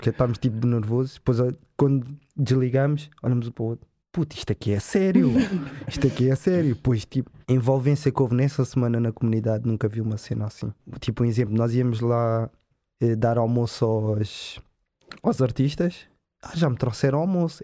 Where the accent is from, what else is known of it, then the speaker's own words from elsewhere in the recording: Cascais, Lisbon, Portugal; nós, como nascidos e criados em Cascais